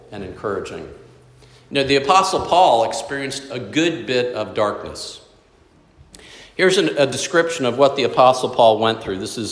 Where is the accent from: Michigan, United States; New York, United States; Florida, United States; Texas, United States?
Florida, United States; South; Growing up in South Florida, we had in our backyard 2 huge lychee trees